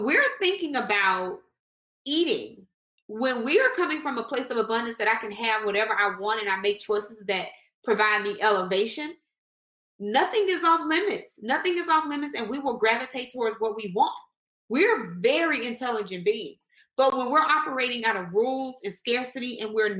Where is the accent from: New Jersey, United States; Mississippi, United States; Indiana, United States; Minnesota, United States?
Mississippi, United States; I was born in Mississippi